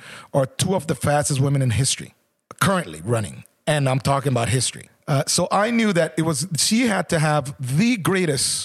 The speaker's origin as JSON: {"language": "English", "country": "Jamaica", "also_born_or_lived": "Canada", "said": "as a Jamaican myself"}